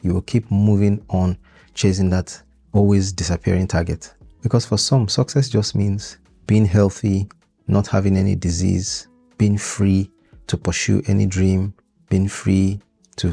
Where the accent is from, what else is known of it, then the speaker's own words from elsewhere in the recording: Nigeria; now in United Kingdom; I'm Nigerian. That's my home country. And even though I'm making this podcast from the UK currently